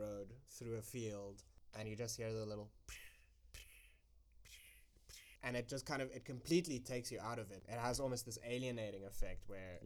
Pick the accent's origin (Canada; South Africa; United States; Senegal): South Africa; I'm South African